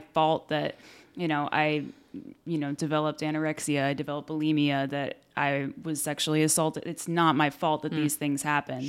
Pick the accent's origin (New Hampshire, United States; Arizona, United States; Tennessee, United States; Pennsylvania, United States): New Hampshire, United States; Exeter; also born or lived in Sacramento, California / Worcester, Massachusetts; now in California, United States; my whole childhood, I was in Exeter